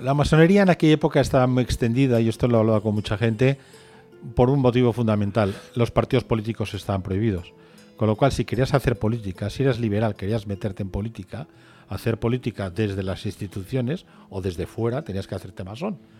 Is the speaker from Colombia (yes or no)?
no; Catalonia, Spain; yo soy catalán